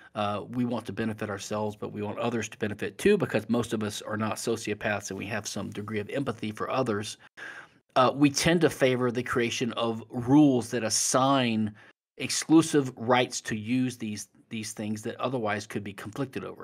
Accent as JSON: {"language": "English", "region": "Louisiana", "country": "United States", "said": "as a lawyer studying the civil law in Louisiana, which is my home state"}